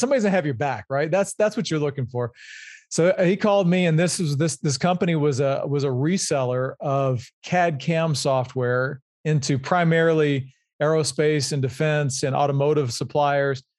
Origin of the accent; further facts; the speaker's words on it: Louisiana, United States; I'm originally from Louisiana. I grew up there and went to L S U